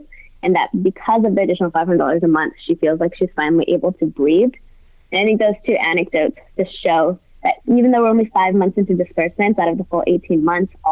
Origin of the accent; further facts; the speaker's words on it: Fresno, California, United States; I'm from Fresno, California, which is 2 hours south of Stockton